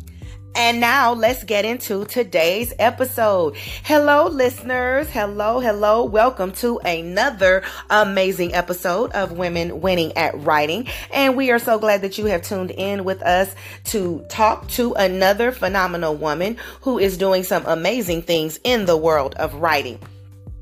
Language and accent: English; Southern California, United States; moved away; I am originally a West Coast girl, born and raised in Southern Cal, SoCal, as they call it